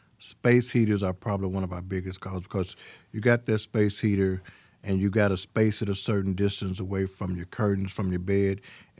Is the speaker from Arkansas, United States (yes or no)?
yes; Pine Bluff, Arkansas, United States; Well, my background, I'm originally from Pine Bluff, Arkansas.